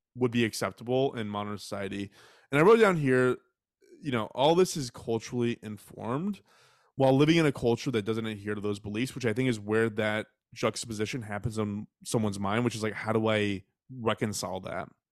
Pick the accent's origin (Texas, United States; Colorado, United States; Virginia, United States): Texas, United States; I was raised in Texas